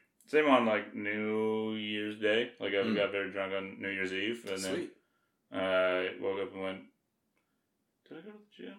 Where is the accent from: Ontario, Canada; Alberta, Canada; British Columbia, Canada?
Alberta, Canada; I'm from Alberta, yeah.